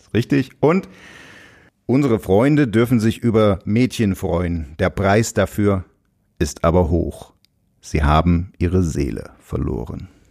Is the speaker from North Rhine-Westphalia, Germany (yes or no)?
no; Saxony, Germany; als Sachse